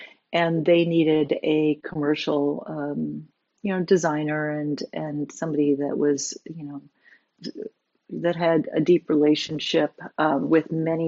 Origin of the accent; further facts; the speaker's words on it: New York City, New York, United States; moved away as an adult; now in California, United States; I am a New Yorker, born in New York, and then moved to California about 20 years ago.